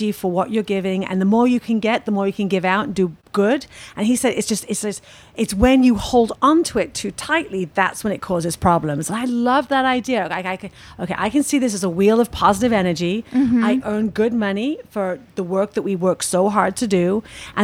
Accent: United Kingdom; I'm British

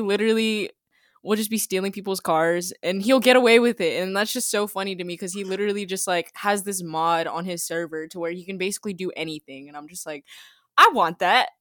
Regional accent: Jacksonville, Florida, United States; I'm from Jacksonville, Florida.

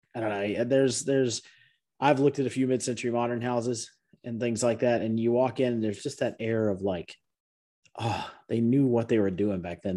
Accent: DeKalb County, Georgia, United States; I grew up in DeKalb County

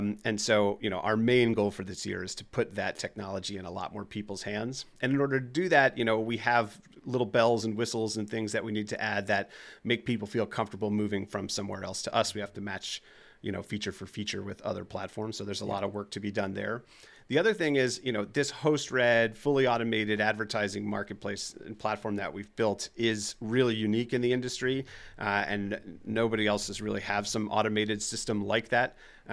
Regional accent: New Jersey, United States; accent: New Jersey; I'm from New Jersey, and I've been noticing a couple of words that come out that make me sound like New Jersey, like coffee, stuff like that.

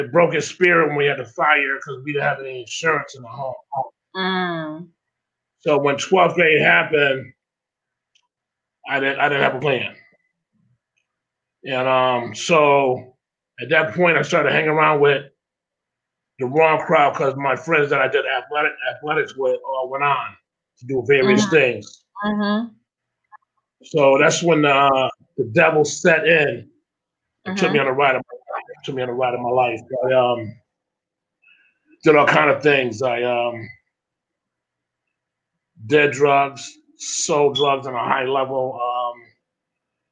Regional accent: Springfield, Massachusetts, United States; I was born and raised in Springfield with a huge, huge family

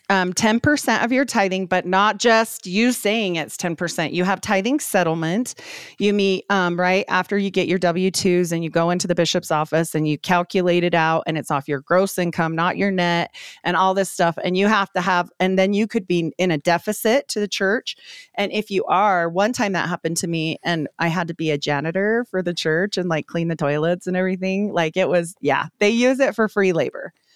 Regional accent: Utah, United States; born or raised there; also born or lived in Idaho

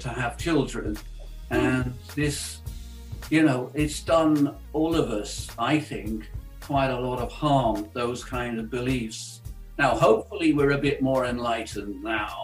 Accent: United Kingdom; I was brought up in the Christian church in the UK

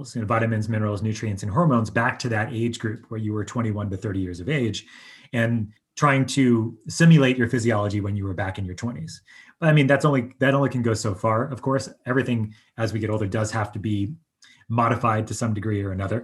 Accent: Long Island, New York, United States; moved away; I grew up on Long Island

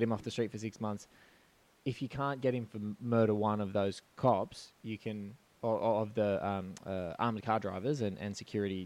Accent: Australia

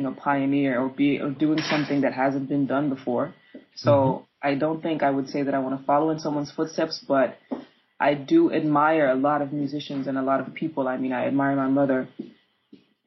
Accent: Amsterdam, North Holland, Netherlands; I was raised in Amsterdam

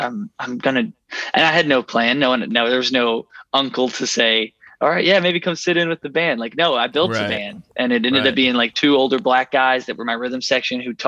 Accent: Lebanon, Kentucky, United States; South of it, about an hour south in Lebanon, Kentucky

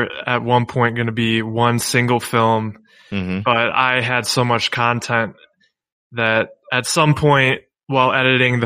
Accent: Cleveland, Ohio, United States; I'm a filmmaker from the Cleveland, Ohio area

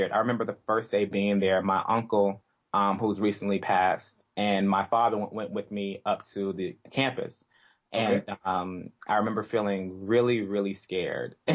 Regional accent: Miami, Florida, United States; moved away as an adult; also born or lived in Ithaca, New York / New York City / Princeton, New Jersey; I'm from Miami, Florida, born and raised

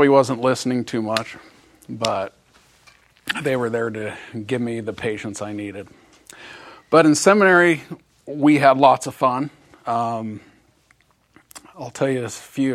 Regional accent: Boise, Idaho, United States; I grew up in Boise

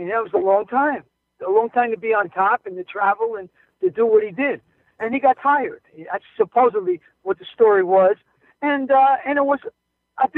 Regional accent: New York City, New York, United States; growing up in Brooklyn, New York, Italian

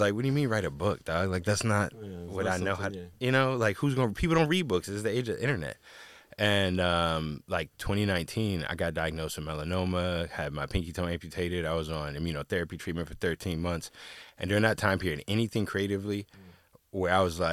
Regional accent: Washington, District of Columbia, United States; I grew up in Washington, D.C.

